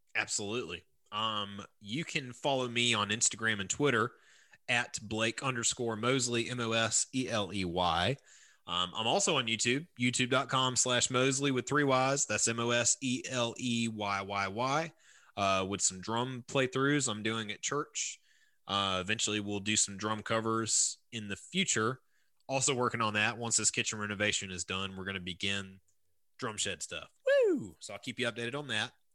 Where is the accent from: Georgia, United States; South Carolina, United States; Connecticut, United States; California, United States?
South Carolina, United States; Bishopville; I grew up in Lee County. Um, I grew up in Bishopville